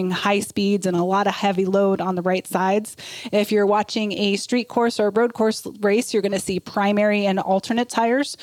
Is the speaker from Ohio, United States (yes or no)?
yes; Akron, Ohio, United States; I'm from the Akron area